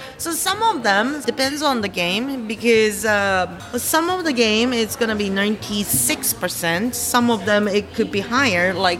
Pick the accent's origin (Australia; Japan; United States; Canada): Japan; I grew up in Japan when I was young.